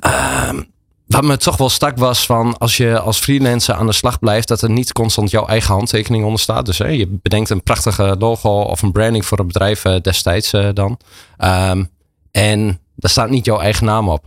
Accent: Enschede, Overijssel, Netherlands; geboren en getogen in Enschede, zoals je hoort.

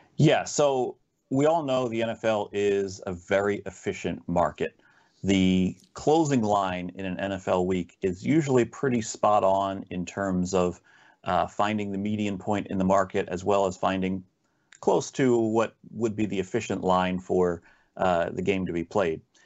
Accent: New Jersey, United States; I'm born and raised in South Jersey. And, uh, so I've kinda grown up around the Philadelphia area

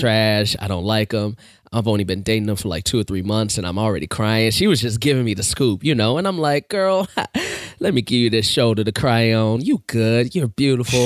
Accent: Chicago, Illinois, United States; I was born and raised on the South Side.

